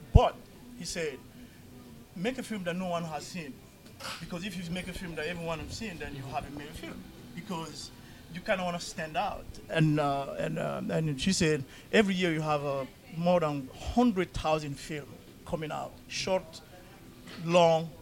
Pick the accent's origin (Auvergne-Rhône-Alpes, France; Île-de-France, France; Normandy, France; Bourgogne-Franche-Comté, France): Île-de-France, France; Paris; also born or lived in London / New York; now in Minnesota, United States; I'm from well, I grew up in Paris